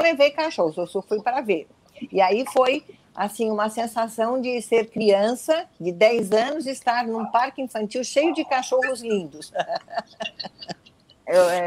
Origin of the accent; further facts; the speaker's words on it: Brazil; eu sou brasileira